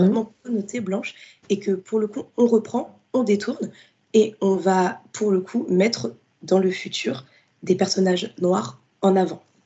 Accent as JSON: {"language": "French", "town": "Fontenay-sous-Bois", "region": "Île-de-France", "country": "France", "tie": "born or raised there", "said": "j'ai grandi euh, dans la ville de Fontenay-sous-Bois, donc c'est dans le 94."}